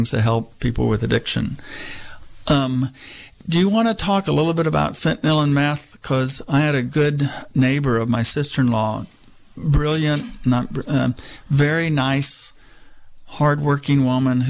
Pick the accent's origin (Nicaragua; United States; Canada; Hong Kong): United States; Texas; now in Mendocino County, United States; when I was growing up in Texas